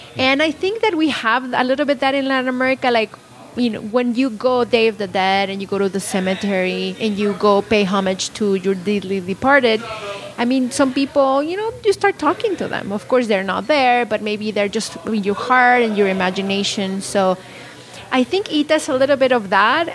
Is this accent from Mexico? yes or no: yes; Puebla, Mexico; moved away as an adult; now in Salinas, United States; I'm not from Salinas. I grew up in Mexico, born and raised in Puebla